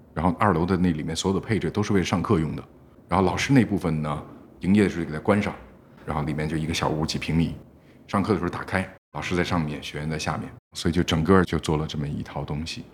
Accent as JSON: {"language": "Chinese", "region": "Beijing", "country": "China", "said": "我是个老北京"}